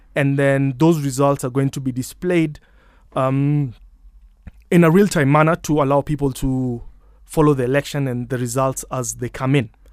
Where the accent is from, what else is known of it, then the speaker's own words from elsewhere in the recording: Kenya; I'm Kenyan.